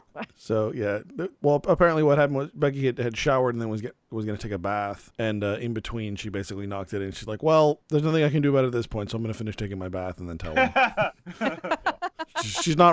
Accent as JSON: {"language": "English", "town": "Phoenix", "region": "Arizona", "country": "United States", "tie": "born or raised there", "also_born_or_lived": "Mesa, Arizona", "moved": "yes", "said": "growing up in Phoenix."}